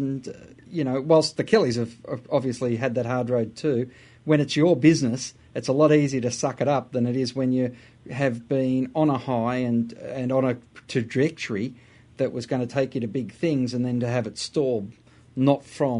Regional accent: Australia; However, we are an Australian.

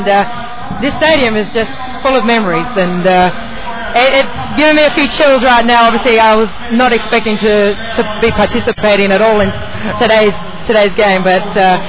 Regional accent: Australia; moved away as an adult; now in Indianapolis, United States; being an Aussie.

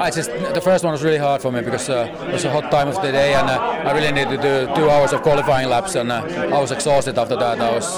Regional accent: Finland; English is a second language; I'm from Finland, and we have minus 20 degrees there now.

